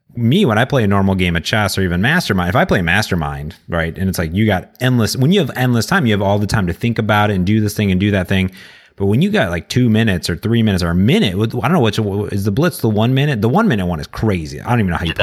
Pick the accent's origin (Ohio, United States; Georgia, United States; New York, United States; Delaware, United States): Ohio, United States; Cleveland; my hometown of Cleveland